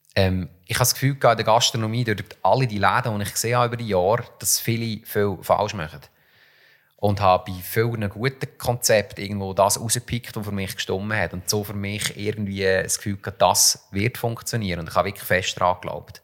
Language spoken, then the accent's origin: German; Switzerland; bei uns in der Schweiz